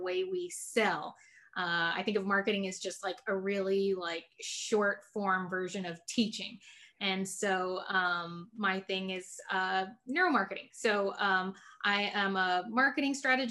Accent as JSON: {"language": "English", "town": "San Antonio", "region": "Texas", "country": "United States", "tie": "born or raised there", "said": "I'm born and raised in San Antonio, Texas"}